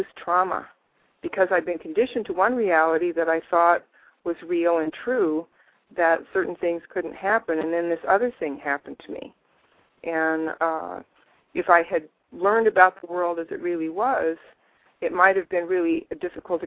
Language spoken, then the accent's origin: English; United States; I grew up in the United States of America.